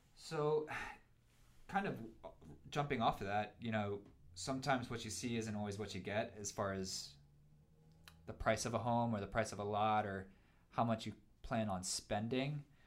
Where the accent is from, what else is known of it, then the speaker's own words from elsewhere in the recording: Pennsylvania, United States; now in Missoula, United States; I grew up in Pennsylvania, and I grew up in a subdivision